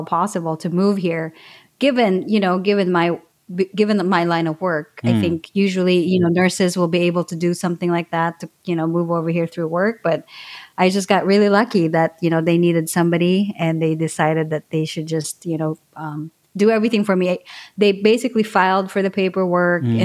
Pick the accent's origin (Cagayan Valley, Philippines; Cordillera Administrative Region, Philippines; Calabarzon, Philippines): Calabarzon, Philippines; Calamba; moved away as an adult; now in United States; So I grew up in Laguna, Calamba, Laguna specifically, and I moved to the US